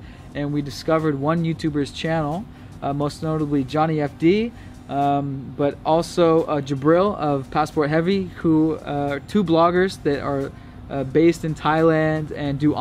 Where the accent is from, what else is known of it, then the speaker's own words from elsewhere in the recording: Bellevue, Washington, United States; I grew up in Bellevue, Washington, which is right outside of Seattle.